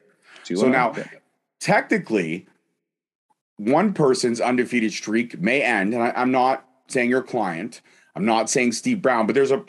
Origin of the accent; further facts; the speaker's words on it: Scotland, United Kingdom; Scottish. I'm Scottish. I know how to hold my liquor.